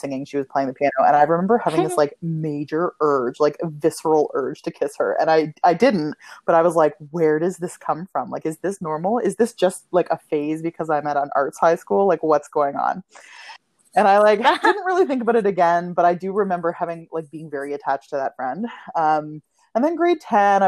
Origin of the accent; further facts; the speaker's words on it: Ottawa, Ontario, Canada; also born or lived in Kitchener, Ontario; I grew up in Ottawa, Canada's capital.